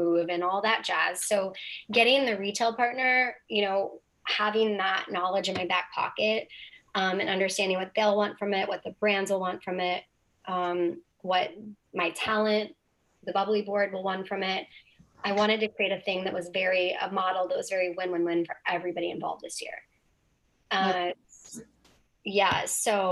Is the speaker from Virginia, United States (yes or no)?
no; Hawaii, United States; moved away; Hawaii, my home state